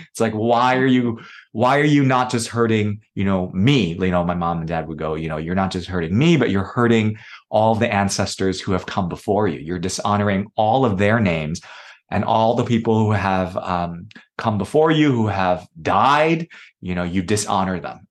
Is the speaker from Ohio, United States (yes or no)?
no; New York City, New York, United States; I was born in New York City, and my parents came from communist China